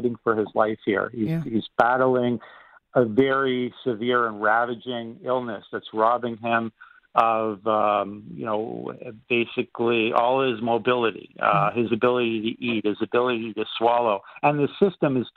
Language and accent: English; Canada